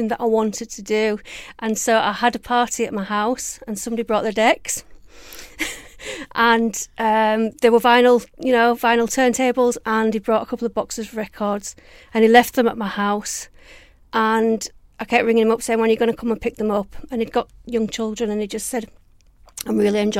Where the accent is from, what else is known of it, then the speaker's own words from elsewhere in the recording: Holmfirth, Yorkshire and the Humber, United Kingdom; moved away as an adult; now in Ibiza, Spain; I'm from Home Firth in West Yorkshire